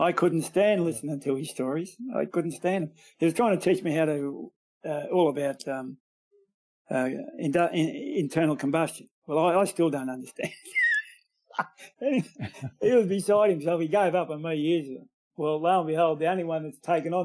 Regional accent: Bendigo, Victoria, Australia; my hometown here in Australia is a regional city of about 120,000 people

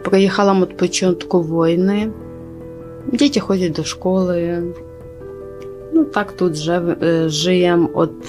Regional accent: Lutsk, Volyn Oblast, Ukraine; Polish is a second language; now in Poland; Jestem z Wolyni, Wolyńska oblaść, Ludzk.

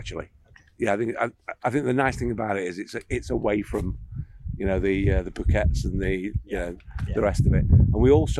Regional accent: England, United Kingdom; So in England.

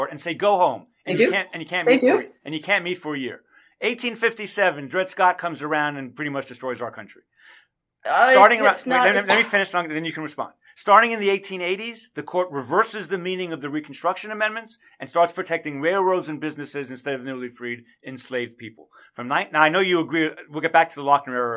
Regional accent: Canada; now in United States; I am a Canadian. I was born in Canada. I'm a dual citizen

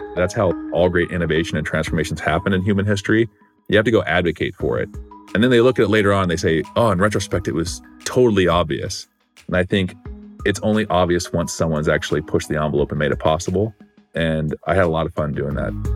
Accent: Gilbert, Arizona, United States; I grew up in Arizona in a small town called Gilbert, Arizona

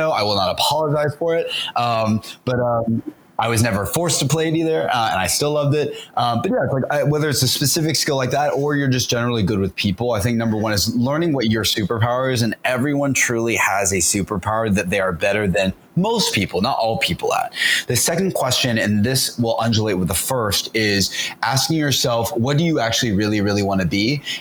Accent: the South, United States; it's also partly because I'm from the South

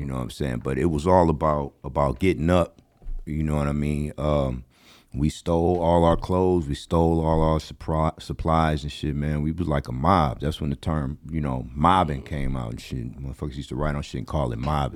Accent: Los Angeles, California, United States; I grew up in the Crenshaw District

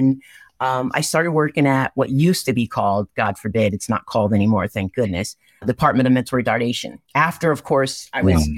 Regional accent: Norwalk, Connecticut, United States; I am from Norwalk, Connecticut, born and raised. I mean, youngest of nine, right?

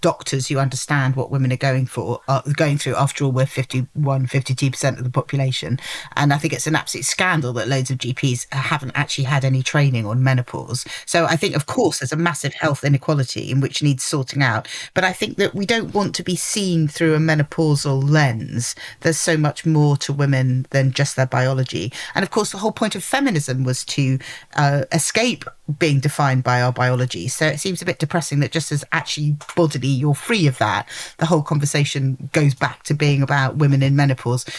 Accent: London, United Kingdom; I'm a Londoner.

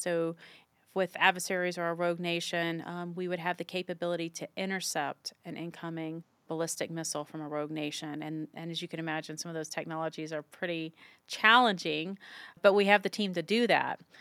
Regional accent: Virginia, United States; moved away as an adult; also born or lived in Utah; my hometown in virginia and the east coast where i'd grown up

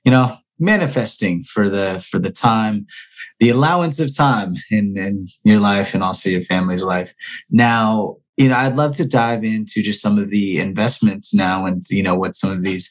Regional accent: Philippines; for me being Filipino

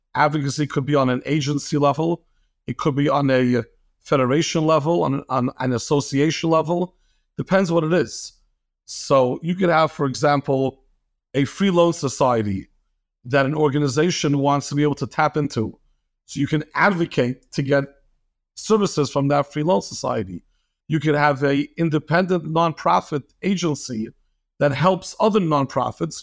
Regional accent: New York City, New York, United States; moved away as an adult; now in Lakewood, United States; born and raised in Flatbush, got married to a girl from Lakewood, moved to Lakewood, been here for the past fifteen years

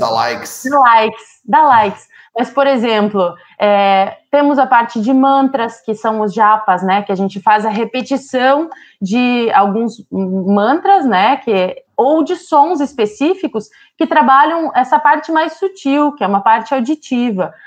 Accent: Santo Cristo, Rio Grande do Sul, Brazil; moved away; also born or lived in Sri Lanka; Eu sou de Santo Cristo, esse lugar que ele comentou do tempo

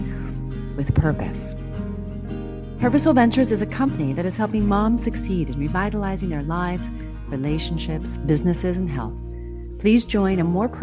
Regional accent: United States; moved away as an adult; also born or lived in Switzerland; I'm an American

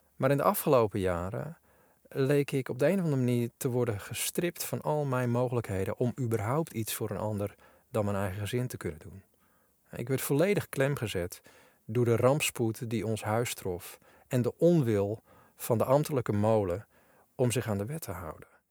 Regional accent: Netherlands; ik vroeger nog als typische Nederlander getraind was

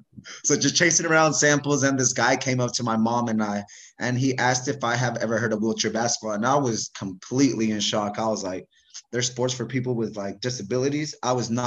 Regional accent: Bay Area, California, United States; I'm from the Bay Area

